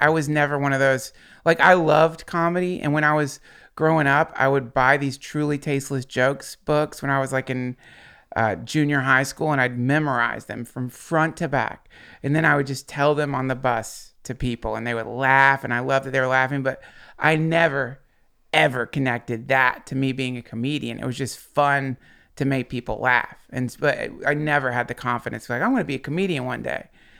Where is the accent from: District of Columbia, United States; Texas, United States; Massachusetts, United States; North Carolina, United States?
North Carolina, United States; Asheville; also born or lived in Georgia; Like, I was born in Georgia and then traveled all over we moved to several different locations when I was growing up. So I landed in Asheville, Hendersonville, North Carolina area, and that's where I went to high school.